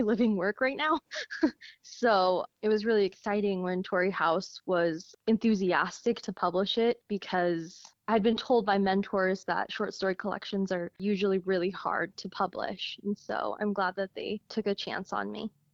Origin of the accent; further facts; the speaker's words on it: Logan, Utah, United States; growing up in Logan